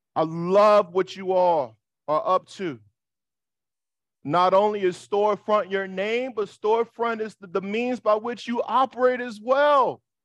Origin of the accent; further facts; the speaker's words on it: New York City, New York, United States; I'm from Harlem.